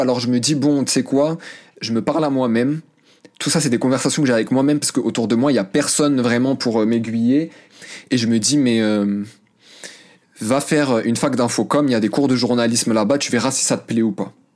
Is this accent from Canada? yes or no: no; France; also born or lived in Morocco (family origin); dehors c'était la France et à la maison c'était le Maroc